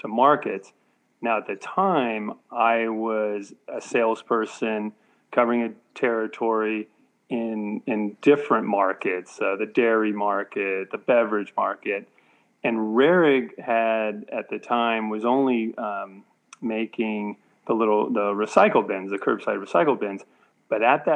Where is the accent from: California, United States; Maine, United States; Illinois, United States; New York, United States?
California, United States; Cupertino; I grew up in Cupertino, California, which is part of the San Francisco Bay Area